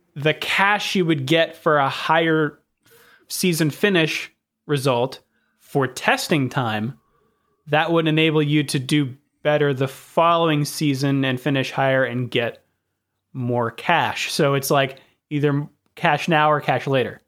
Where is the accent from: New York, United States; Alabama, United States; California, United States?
California, United States; accent: American; growing up in California, in, in America